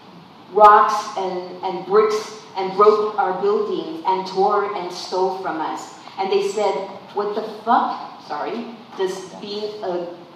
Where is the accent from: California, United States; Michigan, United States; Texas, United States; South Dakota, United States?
Texas, United States; San Antonio; I'm also from the West Side